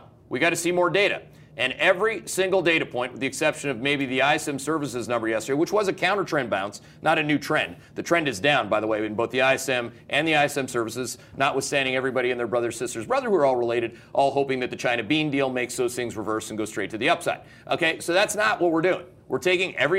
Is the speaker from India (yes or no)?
no; Canada; I'm Canadian.